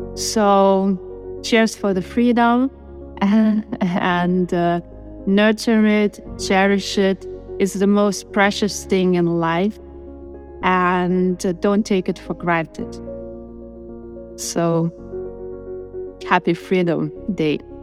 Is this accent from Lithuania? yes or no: yes; Lithuania; moved away; Lithuania is the home country where I was born